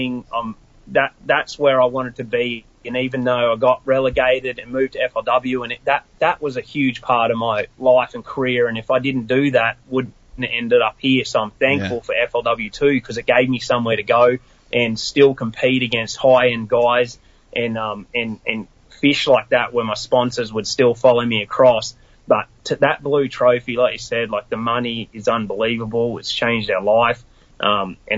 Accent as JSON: {"language": "English", "region": "Queensland", "country": "Australia", "moved": "as an adult", "lives_now": "United States", "said": "My mum has never really left my hometown hardly"}